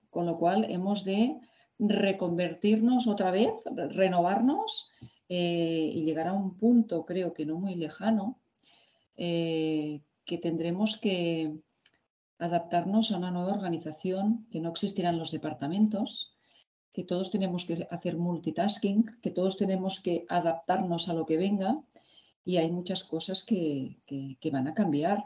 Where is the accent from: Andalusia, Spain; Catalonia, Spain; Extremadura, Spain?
Catalonia, Spain; Barcelona; yo nací y estudié en Barcelona